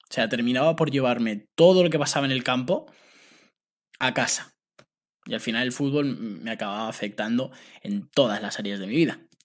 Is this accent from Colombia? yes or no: no; Spain; also born or lived in United States; firmé por una agencia que enviaba futbolistas de aquí de España becados a Estados Unidos